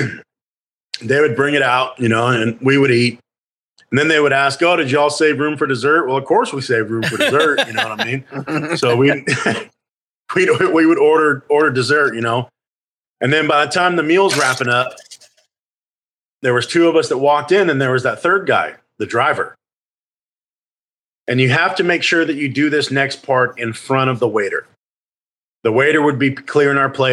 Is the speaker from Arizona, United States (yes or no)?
yes; Phoenix, Arizona, United States; we grew up in Phoenix, which was the fifth largest metropolitan area at the time